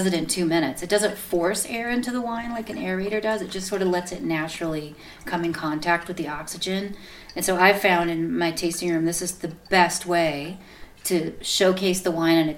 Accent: South Dakota, United States; I grew up in South Dakota

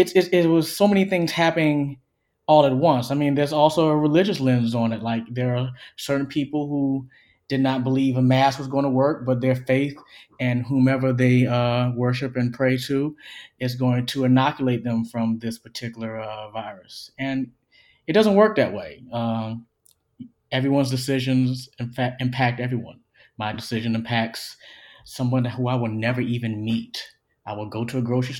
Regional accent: Orangeburg, South Carolina, United States; now in Athens, United States; I'm from Orangeburg, South Carolina

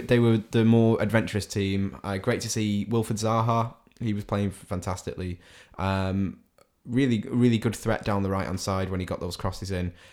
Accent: Salford, North West England, United Kingdom; a Manchester City fan from the city of Salford.

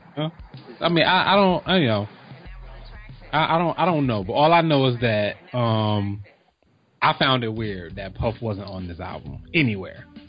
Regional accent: East Coast, United States; I grew up on the East Coast

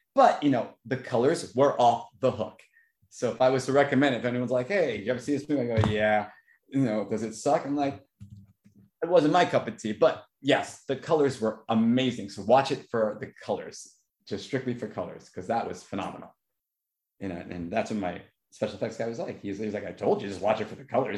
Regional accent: New York, United States; I'm from New York

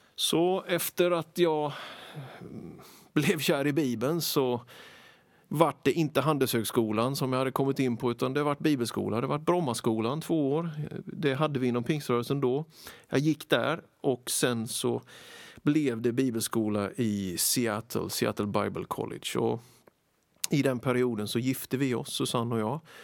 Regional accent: Småland, Sweden; Jag är född i Småland nittonhundrasjuttioett. Vuxit upp med föräldrar och fyra äldre systrar. Väldigt glad för min uppväxt, både i familjen och i den lilla byn

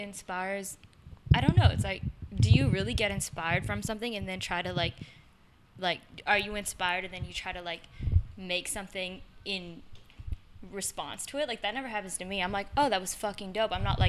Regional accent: Vancouver, British Columbia, Canada; born or raised there

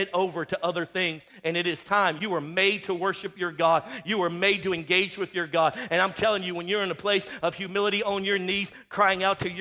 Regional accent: Louisiana, United States; moved away; I'm from Louisiana

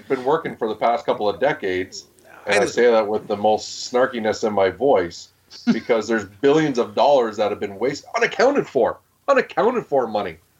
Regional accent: Canada; As a Canadian and as a person that wants to raise children in this country

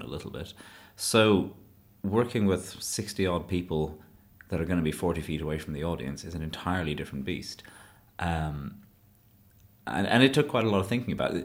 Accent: Shannon, Munster, Ireland; moved away as an adult; now in Leeds, United Kingdom; I was born in Clare in Shannon.

